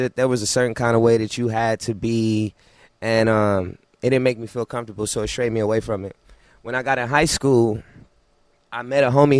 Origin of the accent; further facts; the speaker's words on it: Las Vegas, Nevada, United States; also born or lived in Flint, Michigan; I'm from Las Vegas. I was born in Flint, raised in Vegas